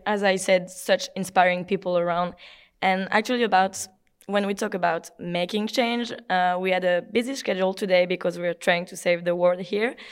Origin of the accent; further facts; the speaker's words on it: France; from France